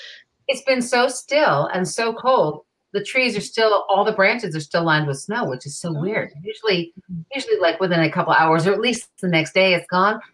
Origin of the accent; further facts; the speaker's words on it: New York City, New York, United States; now in Vermont, United States; I grew up on Grace Court